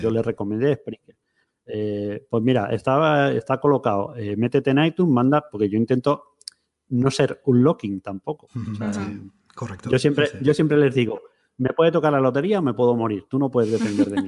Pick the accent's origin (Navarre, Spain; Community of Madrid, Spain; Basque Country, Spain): Community of Madrid, Spain; Madrid; moved away as an adult; also born or lived in Seville; yo vivía en Sevilla, soy de Madrid, pero tiramos bastantes años en Sevilla